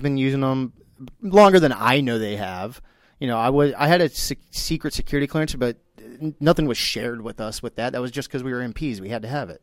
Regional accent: Texas, United States; now in Florida, United States; I'm from Texas

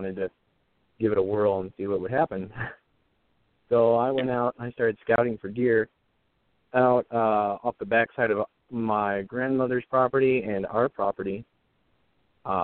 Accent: Michigan, United States; I was born in Michigan, middle of nowhere, small town. Didn't really see or do a whole lot. I just grew up in the country

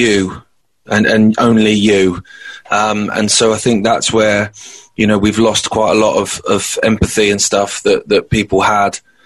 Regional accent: Isle of Wight, South East England, United Kingdom; where I grew up on the Isle of Wight

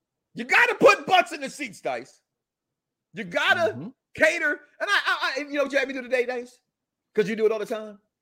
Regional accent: Chicago, Illinois, United States; my hometown of Chicago

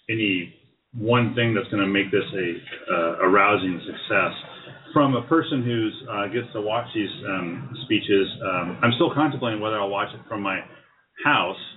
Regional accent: New England, United States; growing up in New England.

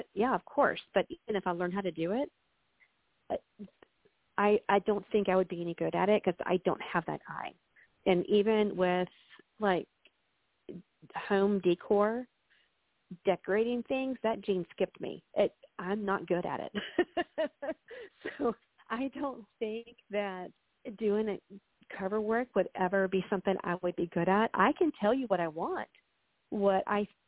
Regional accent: Texas, United States; now in Central Florida, United States; I'm from Texas

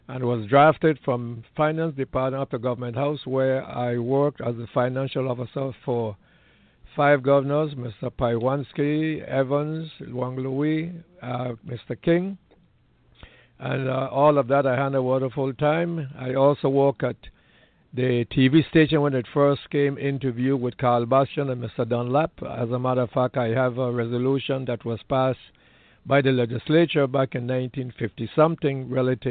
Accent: U.S. Virgin Islands; I was born in St. Thomas, U.S. Virgin Islands.

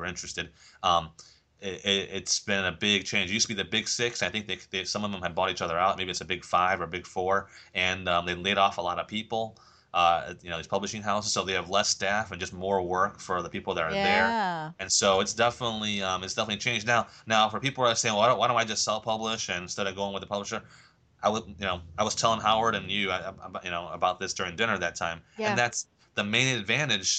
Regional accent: England, United Kingdom; now in United States; being English

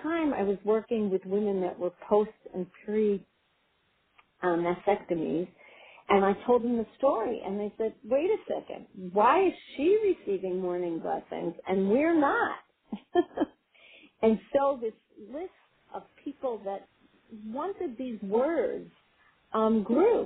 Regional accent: Israel; moved away; I grew up in Israel, and I grew up on a kibbutz

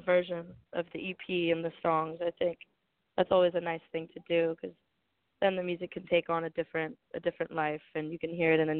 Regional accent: Manhattan Beach, California, United States; I grew up in Manhattan Beach

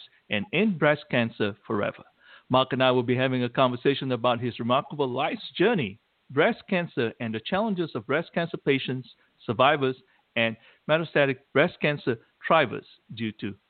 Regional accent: Malaysia; moved away; I grew up in Malaysia

